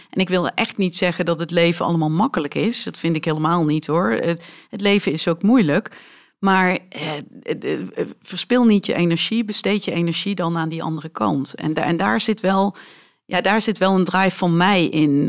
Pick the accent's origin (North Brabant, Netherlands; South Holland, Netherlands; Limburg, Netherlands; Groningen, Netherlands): Limburg, Netherlands; Weert; first language Dutch; mijn ouders zijn eh, echte Weertenaren en eh, spreken dus ook een Weerts dialect